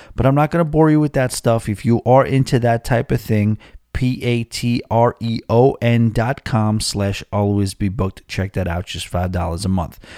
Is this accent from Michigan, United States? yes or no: no; Rockville Centre, New York, United States; moved away; I will be moving to my hometown. And, uh, or, you know, it's my home little neighborhood. And, uh, it's a place called, uh, Rockville Center.